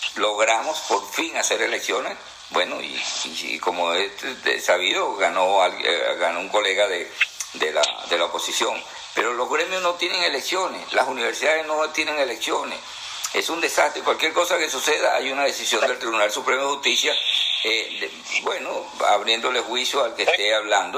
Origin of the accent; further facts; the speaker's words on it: Venezuela; moved away; yo soy venezolano y me crié allá y tengo mi familia y todo allá